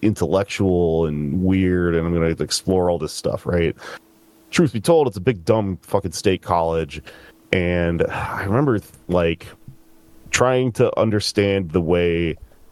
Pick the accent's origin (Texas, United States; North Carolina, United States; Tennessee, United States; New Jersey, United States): Texas, United States; also born or lived in San Antonio, Texas / Austin, Texas; I grew up in Texas